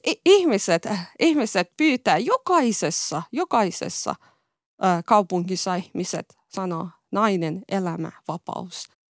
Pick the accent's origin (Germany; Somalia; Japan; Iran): Iran; Finnish is a second language; moved away; mä oon ylpeä, että olen Iranista kotoisin